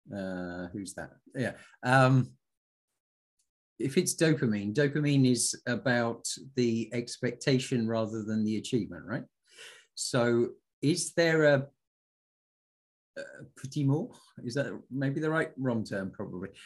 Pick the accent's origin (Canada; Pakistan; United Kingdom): United Kingdom; I'm British